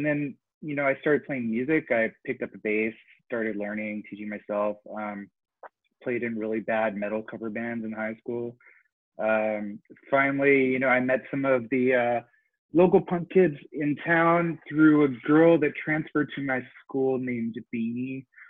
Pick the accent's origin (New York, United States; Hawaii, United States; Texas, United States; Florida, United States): Hawaii, United States; Honolulu; now in Knoxville, United States; I was born in Tennessee, where I am now, in Knoxville. My dad was the captain of the Navy golf team. And so when I was in third grade, we got stationed in Honolulu